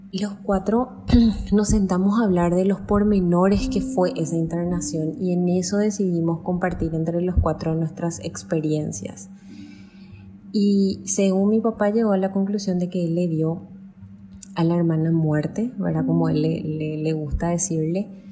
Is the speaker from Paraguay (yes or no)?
yes; Paraguay; soy de Paraguay.